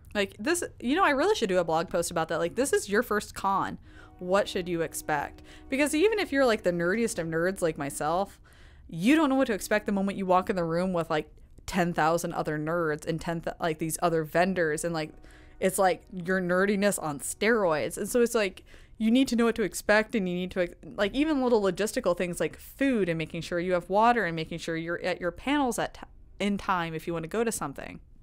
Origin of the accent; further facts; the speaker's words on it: Woodbine, Iowa, United States; moved away as an adult; I'm from the seven one two. I grew up in Harrison County